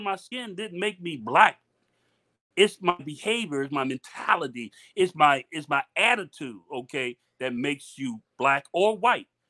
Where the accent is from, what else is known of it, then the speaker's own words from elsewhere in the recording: Miami, Florida, United States; moved away as an adult; also born or lived in Germany; I was from Miami